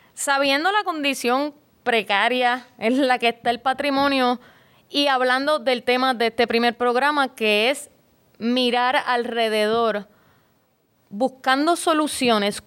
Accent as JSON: {"language": "Spanish", "region": "San Juan", "country": "Puerto Rico", "tie": "born or raised there", "said": "yo soy de de Río Piedras, de Santa Rita"}